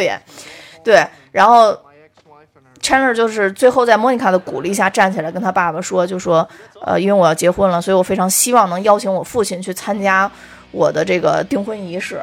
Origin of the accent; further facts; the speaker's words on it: China; 作为中国人